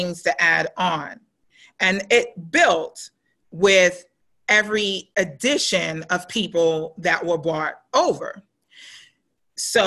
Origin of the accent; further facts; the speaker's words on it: New York City, New York, United States; now in Atlanta, United States; I'm from Brooklyn. I was born and raised in Brooklyn